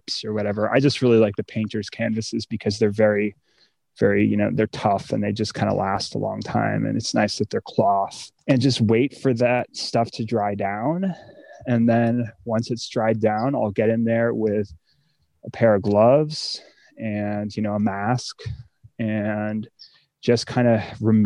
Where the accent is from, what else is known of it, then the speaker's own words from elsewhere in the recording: East Coast, United States; now in California, United States; I'm from the East Coast